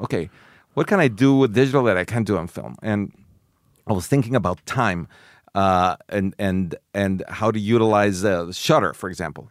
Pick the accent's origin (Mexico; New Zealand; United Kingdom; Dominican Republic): Mexico; I grew up in Mexico